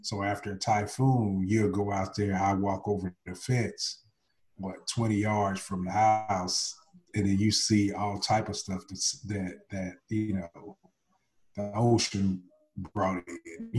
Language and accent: English; Oklahoma, United States; also born or lived in Nashville, United States / Okinawa, Japan; Well, I grew up here in Nashville, Tennessee. I spent, most of my time, I guess, from 0 to 6, I spent here. And then I spent a couple of years in Okinawa, Japan, from like 7 to 9. And then I spent most of my time after that in Oklahoma.